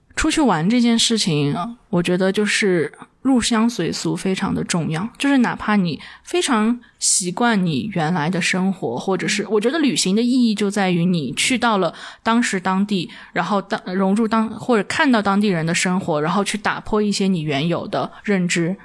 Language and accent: Chinese; Dali, Yunnan, China; also born or lived in Kunming; 我自己本身，我老家就是大礼的